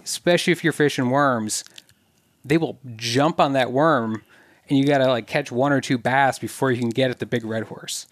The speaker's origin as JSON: {"language": "English", "region": "southern Minnesota", "country": "United States", "tie": "born or raised there", "said": "I grew up mainly in southern Minnesota"}